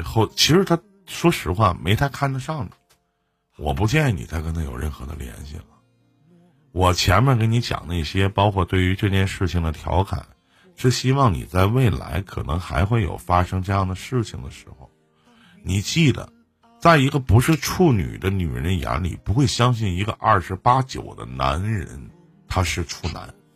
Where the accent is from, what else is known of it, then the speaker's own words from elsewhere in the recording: Northeast China, China; accent: Northeastern Mandarin; 我是东北人啊，我不知道我说东北话你能不能听明白